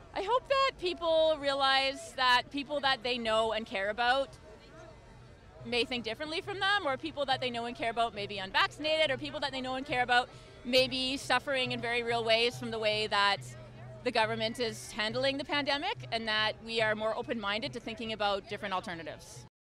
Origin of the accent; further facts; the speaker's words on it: near Smiths Falls, Ontario, Canada; I'm from near Smith Falls.